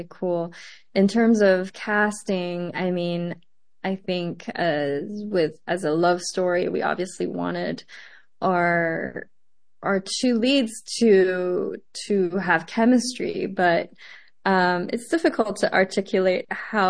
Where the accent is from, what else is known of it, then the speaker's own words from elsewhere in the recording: Montreal, Quebec, Canada; also born or lived in Taiwan; I am an immigrant. I was born in Taiwan and moved to Montreal very young